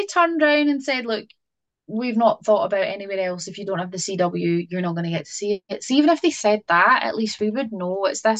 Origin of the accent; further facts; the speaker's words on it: East Kilbride, Scotland, United Kingdom; my hometown in East Kilbride